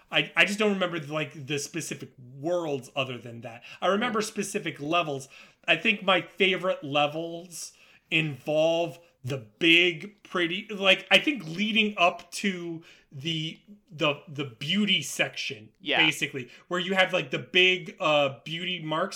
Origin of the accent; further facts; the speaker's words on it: Florida, United States; I'm from Florida